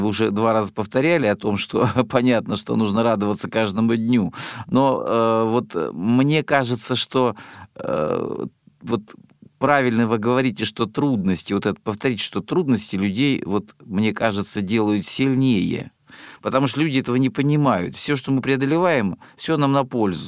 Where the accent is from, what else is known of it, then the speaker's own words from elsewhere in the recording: Rostov Oblast, Russia; moved away; я родом из Ростовской области.